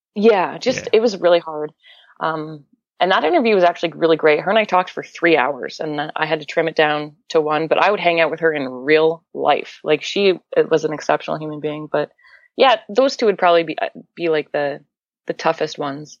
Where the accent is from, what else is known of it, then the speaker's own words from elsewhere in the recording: Canada; I'm from Canada